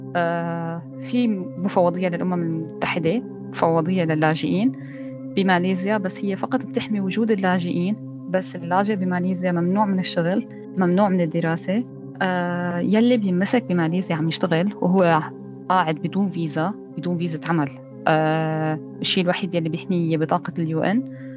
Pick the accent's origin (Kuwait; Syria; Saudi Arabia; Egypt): Syria; moved away as an adult; now in Malaysia; أنا كنت موجودة بسوريا لحد 2015 كنت صامدة ما عندي أي فكرة إني أطلع من سوريا